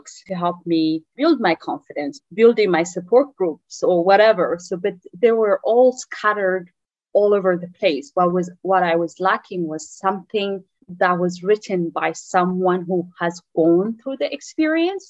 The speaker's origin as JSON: {"language": "English", "country": "Eritrea", "second_language": "English", "moved": "as an adult", "lives_now": "United States", "said": "I am from Eritrea originally, that's in East Africa. I came to US in December 15, 2007."}